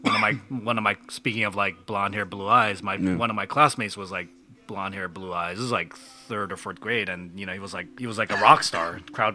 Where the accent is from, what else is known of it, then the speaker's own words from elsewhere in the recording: Hawaii, United States; also born or lived in Denver / Saskatoon / Japan; My dad was a doctor. We moved around a lot as a kid before we landed in Hawaii. So I was born in Denver.